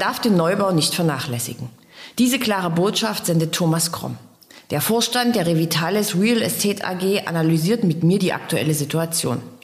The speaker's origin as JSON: {"language": "German", "town": "Dresden", "region": "Saxony", "country": "Germany", "said": "als Dresdner"}